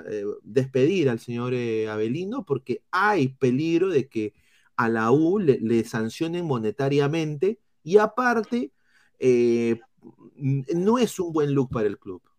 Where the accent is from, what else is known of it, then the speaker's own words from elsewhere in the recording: Peru; A ver, pero si nosotros hiciéramos lo mismo con uno del plantel rival, la sanción se haría igual siendo nosotros peruanos.